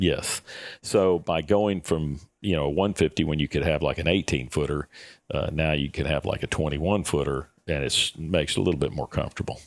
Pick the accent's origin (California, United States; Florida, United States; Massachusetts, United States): Florida, United States; growing up in Florida, my goodness, we got, you know, we got salt water all around